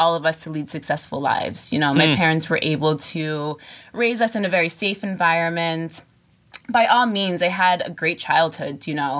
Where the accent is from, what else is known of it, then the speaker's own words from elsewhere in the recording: Catskill Mountains, upstate New York, United States; moved away; also born or lived in Bronx, New York City; my parents are from the Bronx, and I say that because I grew up in the Catskill Mountains in upstate New York. And it's important to say that because I grew up in a very, very small town, in a town of 600 people. And we were the only family of color.